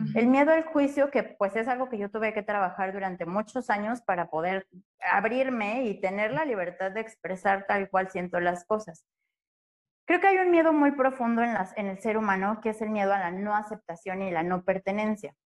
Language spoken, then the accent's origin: Spanish; Mexico; nosotros como mexicanos